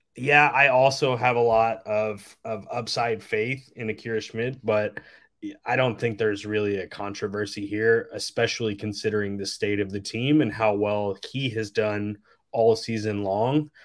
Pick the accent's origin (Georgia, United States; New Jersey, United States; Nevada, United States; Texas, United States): Texas, United States; I am from Texas